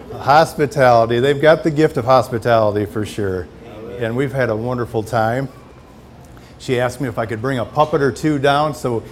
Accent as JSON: {"language": "English", "region": "Michigan", "country": "United States", "said": "And we are from Michigan."}